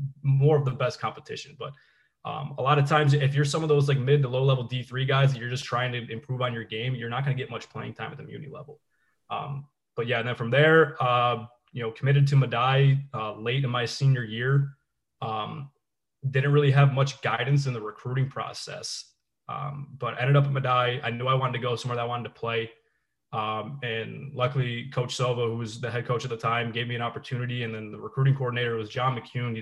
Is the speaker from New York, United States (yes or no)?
yes; North Tonawanda, New York, United States; I'm from North Tonawanda, a graduate of North Tonawanda High School.